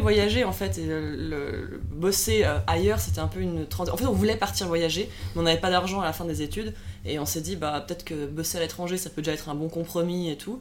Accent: Lausanne, Vaud, Switzerland; moved away as an adult; also born or lived in Zurich; On vient de Suisse, alors moi j'ai 31 ans, j'ai grandi dans la région de Lausanne, donc euh, au bord du lac Léman

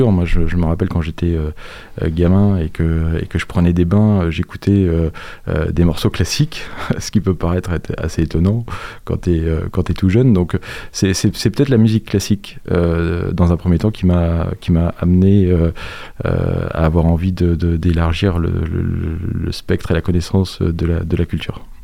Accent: La Roche-sur-Yon, Pays de la Loire, France; moved away as an adult; also born or lived in Bordeaux / Bressuire / Montaigu; suis arrivé à La Roche-sur-Yon à, à l'âge de 7 ans. J'y ai suivi euh, mes études euh, école primaire, euh, collège, lycée, et puis ensuite j'ai fait mes études supérieures sur, sur Nantes.

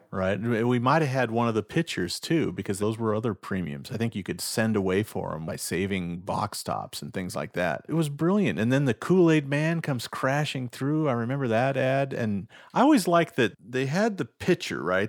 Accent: Nebraska, United States; my home state of Nebraska

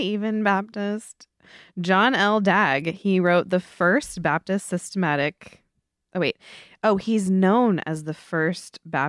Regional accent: Scotland, United Kingdom; But I want to say that I'm Scottish too.

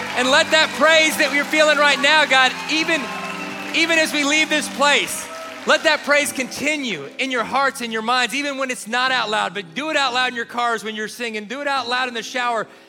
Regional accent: Kentucky, United States; growing up in Kentucky

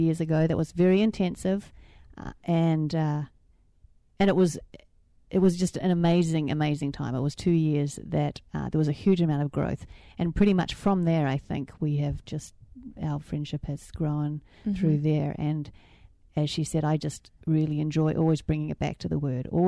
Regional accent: New Zealand; moved away as an adult; also born or lived in Australia; I grew up in New Zealand

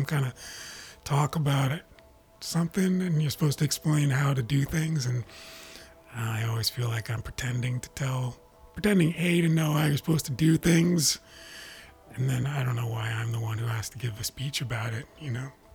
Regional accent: New Jersey, United States; moved away as an adult; also born or lived in Boston; now in Los Angeles, United States; I grew up in New Jersey

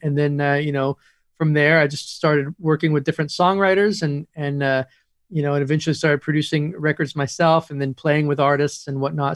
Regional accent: Woodstock, New York, United States; moved away; also born or lived in Los Angeles / Nashville; I grew up in Woodstock

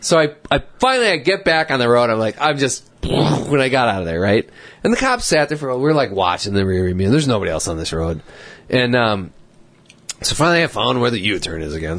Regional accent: Wisconsin, United States; we're from Wisconsin, and we're up here just visiting.

